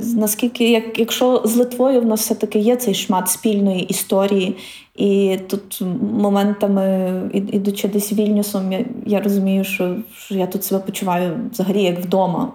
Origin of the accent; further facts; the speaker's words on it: Ukraine; ми з України, бо ми українці